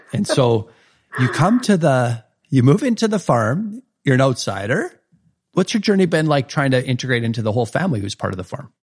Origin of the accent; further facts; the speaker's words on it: Saskatchewan, Canada; moved away; I was a flatlander from Saskatchewan back then